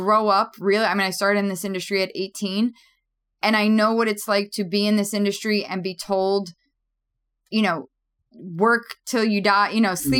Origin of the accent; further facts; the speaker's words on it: New York City, New York, United States; I grew up in Queens, New York